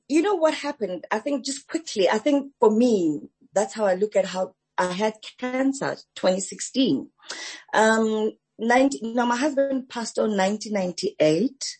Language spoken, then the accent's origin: English; Soweto, Gauteng, South Africa; also born or lived in Alexandra, Gauteng; I was actually born in Alexandra Township uh-huh. And my parents moved to Soweto during the forced removals. So I grew up in Soweto